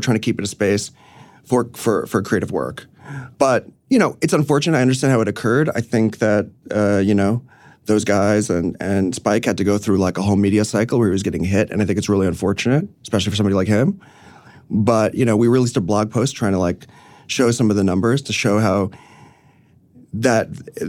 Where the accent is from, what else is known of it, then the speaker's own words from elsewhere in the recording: New York City, New York, United States; No. I grew up in the city, but I grew up on Roosevelt Island, actually.